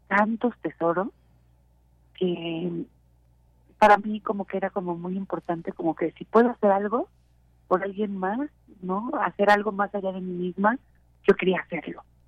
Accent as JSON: {"language": "Spanish", "country": "Mexico", "said": "como mexicanos"}